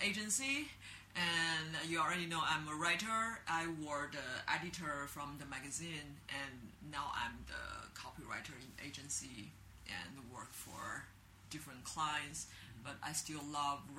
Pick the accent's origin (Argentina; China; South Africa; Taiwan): China; Beijing; English is a second language; moved away as an adult; now in Shanghai, China; I'm from Beijing because I'm very traditional Lao Beijing Ren. And I live in the Hutong when I were a kid near the Hohai area.